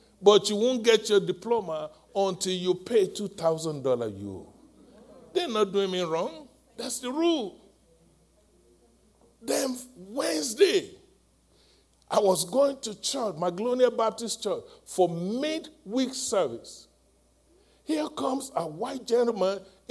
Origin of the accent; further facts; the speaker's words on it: Nigeria; moved away as an adult; I'm from Nigeria, West Africa